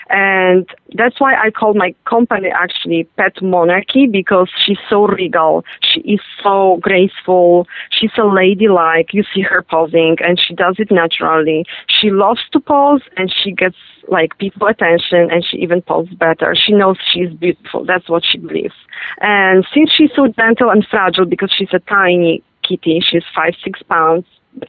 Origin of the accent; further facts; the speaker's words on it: Poland; born there; Well, I was born in Poland